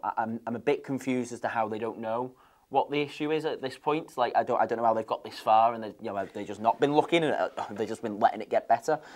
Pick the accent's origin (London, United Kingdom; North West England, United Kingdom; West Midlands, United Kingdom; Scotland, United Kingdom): North West England, United Kingdom; Wigan; I'm from Wigan